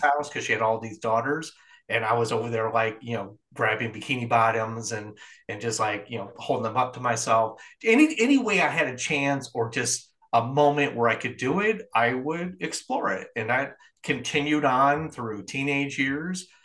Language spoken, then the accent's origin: English; Midwest, United States; also born or lived in New York City; now in South Carolina, United States; where I grew up in the Midwest